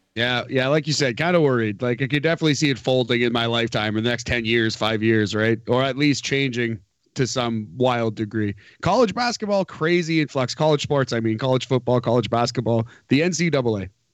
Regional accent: New Jersey, United States; I'm from New Jersey

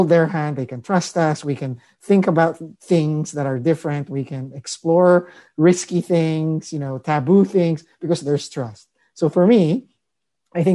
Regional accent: Philippines; now in Marin County, United States; I grew up in the Philippines. I'm an immigrant.

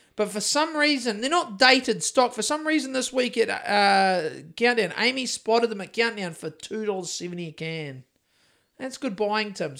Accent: Christchurch, Canterbury, New Zealand; I'm from Christchurch

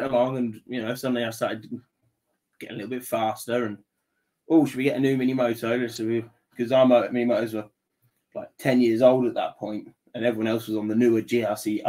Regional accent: Wellingborough, East Midlands, United Kingdom; where I grew up in Wellingborough.

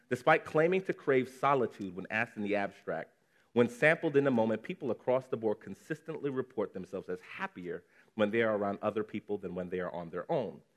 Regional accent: Nigeria; it's actually particularly triggering as a Nigerian child

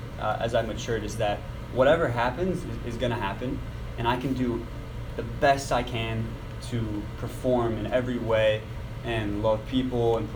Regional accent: Copley, Ohio, United States; I grew up in the Akron area, Copley actually

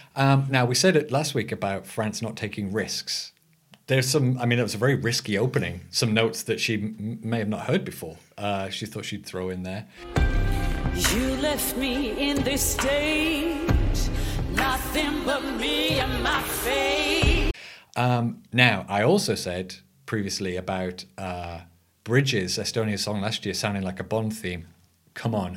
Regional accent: England, United Kingdom; I'm your English host

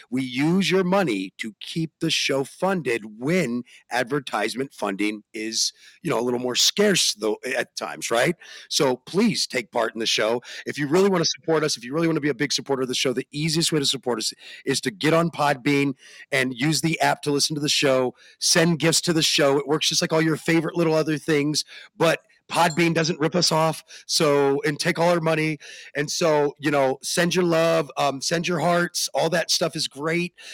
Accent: Phoenix, Arizona, United States; also born or lived in Europe; now in Colorado, United States; I grew up all over the country and Europe, even if you really want to know the truth. But uh, but my hometown is Phoenix. My birth town is actually here where I live now in Colorado.

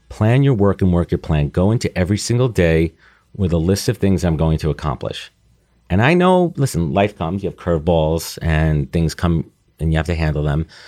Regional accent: New York City, New York, United States; Growing up in New York, living in New York, post-college living in New York for almost ten years

